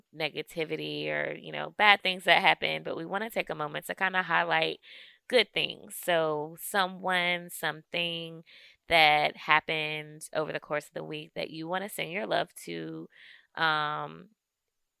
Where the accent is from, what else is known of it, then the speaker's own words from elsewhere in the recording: Alabama, United States; I am from Alabama, love my Alabama roots